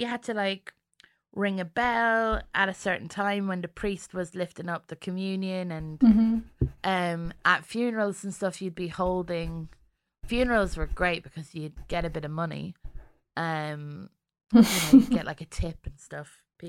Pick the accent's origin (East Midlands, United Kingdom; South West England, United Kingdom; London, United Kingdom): London, United Kingdom; born there; also born or lived in Germany / Ireland; So I was born in London and I moved to Germany and then to Ireland and back to London.